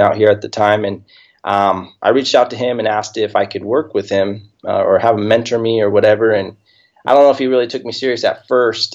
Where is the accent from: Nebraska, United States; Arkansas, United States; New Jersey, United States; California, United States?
California, United States; Hemet; now in Temecula, United States; I was born and raised here in Southern California. Grew up, I live in Temecula right now, but I grew up in a town about 20 minutes from here called Hemet, small little town